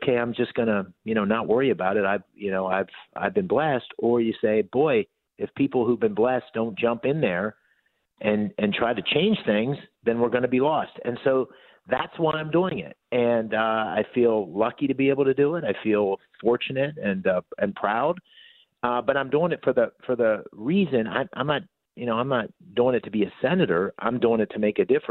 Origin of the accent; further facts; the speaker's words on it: Bloomsburg, Pennsylvania, United States; growing up in Bloomsburg.